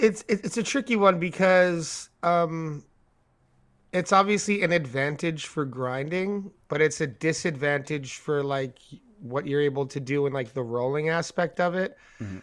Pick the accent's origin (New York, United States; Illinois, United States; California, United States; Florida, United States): New York, United States; we're from New York